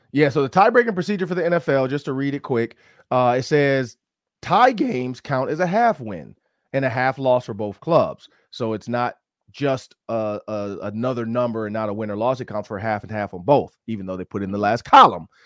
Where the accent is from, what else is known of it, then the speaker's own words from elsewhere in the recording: Detroit, Michigan, United States; moved away; in Detroit, Michigan, my hometown